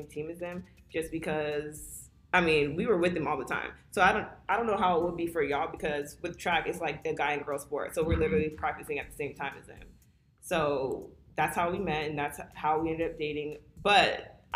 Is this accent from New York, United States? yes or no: no; San Antonio, Texas, United States; I'm from San Antonio